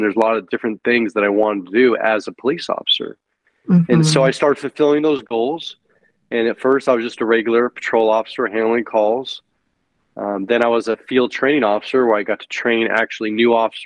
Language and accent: English; San Francisco Bay Area, California, United States; I'm originally from California, the San Francisco Bay Area.